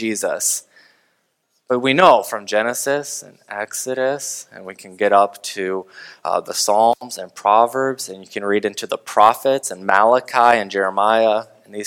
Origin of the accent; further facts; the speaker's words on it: United States; as an American